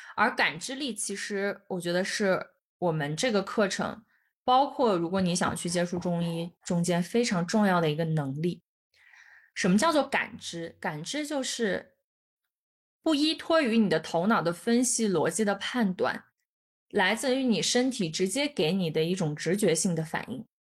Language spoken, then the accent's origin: Chinese; China; 我们都是，都是中，就是土生土长的中国人